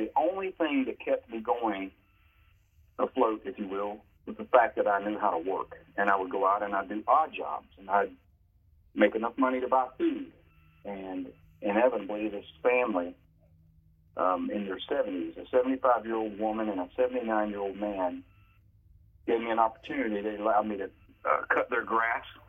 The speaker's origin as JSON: {"language": "English", "town": "Crowders Mountain", "region": "North Carolina", "country": "United States", "tie": "born or raised there", "also_born_or_lived": "Johnsonville, South Carolina", "said": "when I was seven years old, my mom uh, took me and my sister, um, and we moved from Johnsonville, South Carolina, to Crowder's Mountain, North Carolina"}